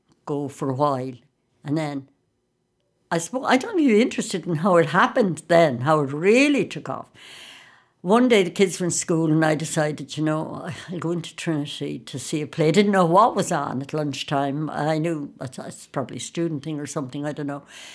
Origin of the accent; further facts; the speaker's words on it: County Sligo, Ireland; I'm from Sligo